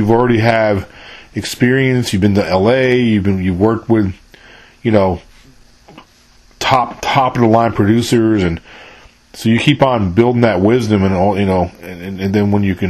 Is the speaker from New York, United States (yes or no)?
yes; New York, United States; moved away as an adult; now in Mississippi, United States; I was born and raised in New York, but I don't live there now.